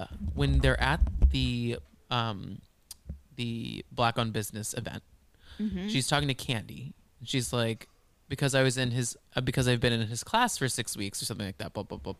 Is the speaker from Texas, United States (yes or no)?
yes; Texas, United States; growing up in Texas, growing up in the South with mega churches